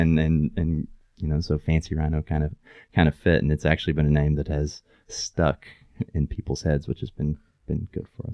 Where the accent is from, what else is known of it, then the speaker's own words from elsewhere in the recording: East Tennessee, United States; also born or lived in Knoxville / New York; now in Chattanooga, United States; I grew up in East Tennessee